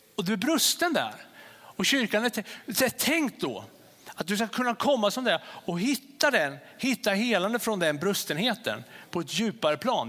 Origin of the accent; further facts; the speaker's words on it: Sweden; Vi är svenskar och vi är män och vi är kvinnor